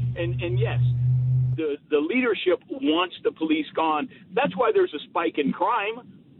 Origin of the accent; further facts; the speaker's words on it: San Antonio, Texas, United States; I was born and raised in San Antonio.